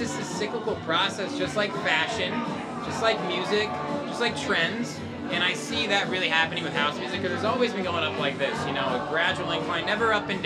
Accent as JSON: {"language": "English", "region": "Indiana", "country": "United States", "tie": "born or raised there", "also_born_or_lived": "Los Angeles", "said": "I was born in Los Angeles, but I moved to Indiana when I was, like, one or two"}